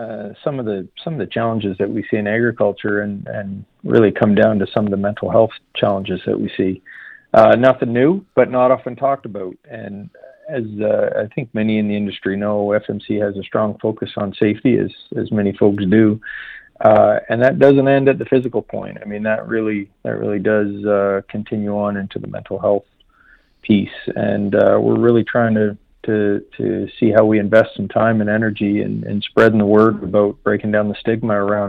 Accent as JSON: {"language": "English", "country": "Canada", "moved": "as an adult", "lives_now": "United States", "said": "I come from Canada, so worked for 20 years in the ag industry"}